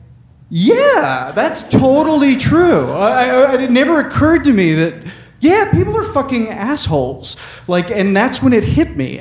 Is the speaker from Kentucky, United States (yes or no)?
no; Farragut, Tennessee, United States; also born or lived in Murfreesboro, Tennessee; But we moved in the fifth grade from Murfreesboro, Tennessee, which had like 2,000 people, to Farragut, Tennessee, which had like 15,000 people